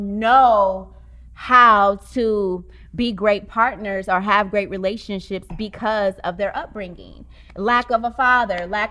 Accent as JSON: {"language": "English", "town": "Oakland", "region": "California", "country": "United States", "said": "I'm from Oakland. This is where I'm from"}